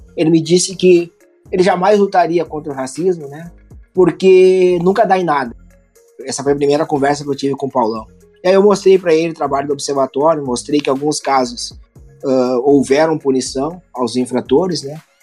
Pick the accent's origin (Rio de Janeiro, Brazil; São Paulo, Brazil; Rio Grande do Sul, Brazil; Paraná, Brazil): Rio Grande do Sul, Brazil; eu sou aqui do Sul, né? Rio Grande do Sul aqui a gente exalta muito